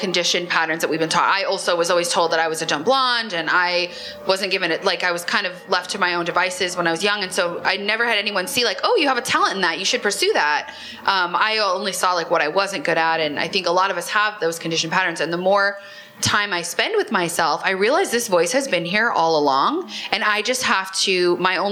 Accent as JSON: {"language": "English", "region": "Nebraska", "country": "United States", "tie": "born or raised there", "moved": "yes", "said": "I grew up in Nebraska"}